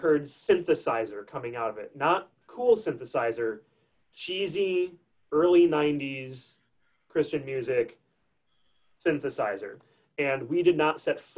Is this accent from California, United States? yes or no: no; Crystal Lake, Illinois, United States; I'm originally from a suburb of Chicago, Illinois, a little town called Crystal Lake, about 15, 20 minutes from the Wisconsin border. I was raised in Crystal Lake